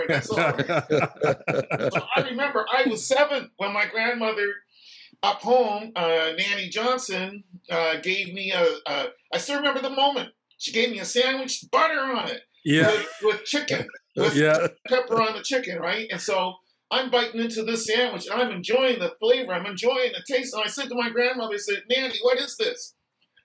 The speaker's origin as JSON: {"language": "English", "town": "Halifax", "region": "Nova Scotia", "country": "Canada", "tie": "born or raised there", "also_born_or_lived": "Windsor, Nova Scotia", "said": "I was born in Windsor. I didn't grow up there, I grew up in Halifax"}